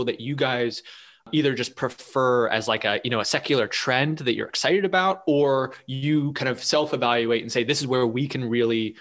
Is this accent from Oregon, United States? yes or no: no; Pittsburgh, Pennsylvania, United States; Us Pittsburghers